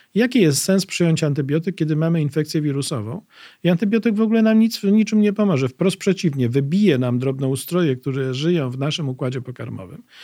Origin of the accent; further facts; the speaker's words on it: Łódź, Łódź Voivodeship, Poland; mieszkałem w Łodzi, bo jestem łodzianinem